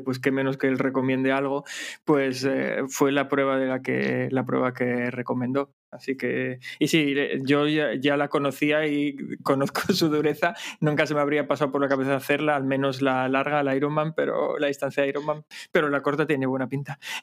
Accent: Asturias, Spain; en Asturias utilizamos mucho las palabras mozo y moza

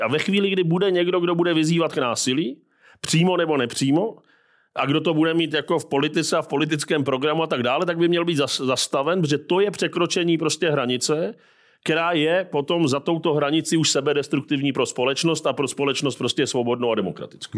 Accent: Czechia; jako Češi

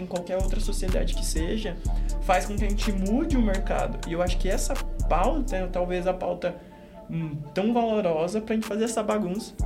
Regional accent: Fortaleza, Ceará, Brazil; o lugar de onde a gente veio, de Fortaleza

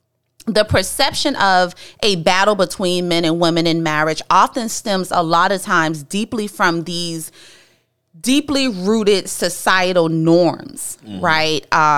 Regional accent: Charleston, South Carolina, United States; we from the hood, right? And so, and, you know, and growing up in the Geechee Gullah culture, that's where we're from.

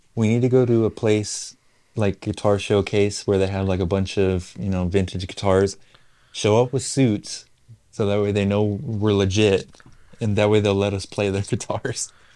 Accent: United States; where we're from, well, we're, we're from America

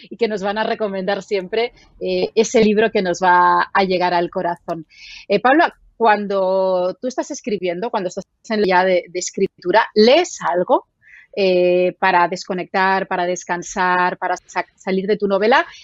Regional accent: Barcelona, Catalonia, Spain; yo soy de Barcelona

